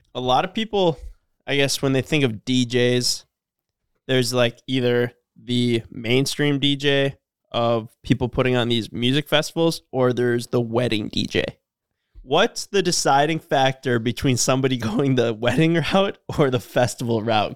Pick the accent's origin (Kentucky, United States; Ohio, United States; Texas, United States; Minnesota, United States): Minnesota, United States; Cormorant; we're from Cormorant